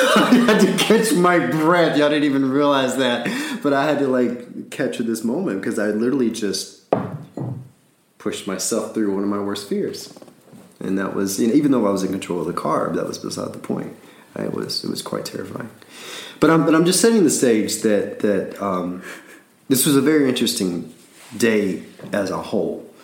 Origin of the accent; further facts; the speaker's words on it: Alabama, United States; I'm from Alabama.